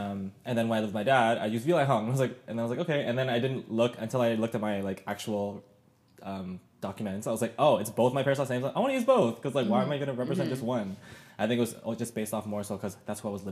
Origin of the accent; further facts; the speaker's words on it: Ancaster, Ontario, Canada; I grew up in Ancaster